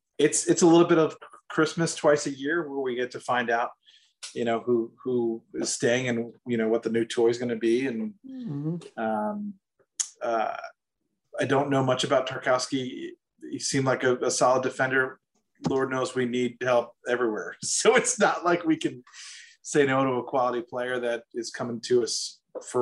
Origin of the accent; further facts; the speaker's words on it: United States; as an American